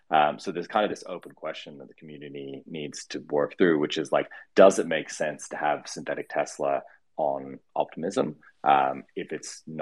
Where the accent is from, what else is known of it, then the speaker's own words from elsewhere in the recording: Australia; also born or lived in United States; I grew up in the U.S., but I'm Australian. Um, why my accent sounds weird. Um, and I've spent probably like half my life in in um, the U.S.